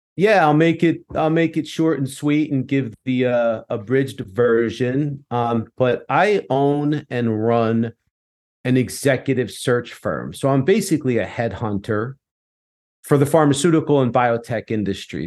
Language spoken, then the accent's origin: English; United States